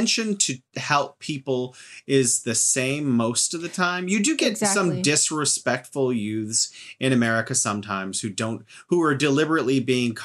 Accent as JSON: {"language": "English", "country": "United States", "moved": "yes", "lives_now": "China", "said": "as an American"}